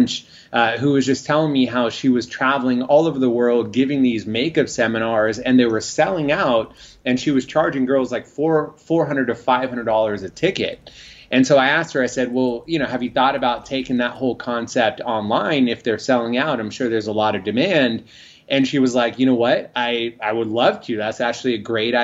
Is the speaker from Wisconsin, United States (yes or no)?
no; San Francisco Bay Area, Northern California, United States; moved away as an adult; also born or lived in Los Angeles; I'm originally from Northern California, the San Francisco Bay Area